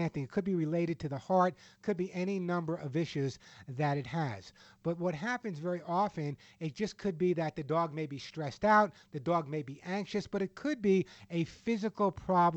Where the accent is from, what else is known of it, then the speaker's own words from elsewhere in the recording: Long Island, New York, United States; when I was a kid growing up on Long Island